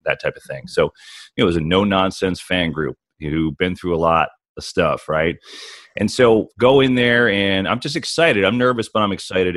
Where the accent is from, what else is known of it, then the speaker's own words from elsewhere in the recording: New Jersey, United States; moved away; I grew up in New Jersey, uh, the shadow New York City